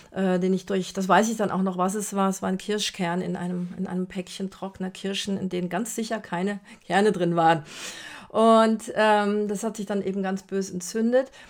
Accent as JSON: {"language": "German", "country": "Brazil", "tie": "born or raised there", "moved": "yes", "said": "Ich bin ja in Brasilien groß geworden"}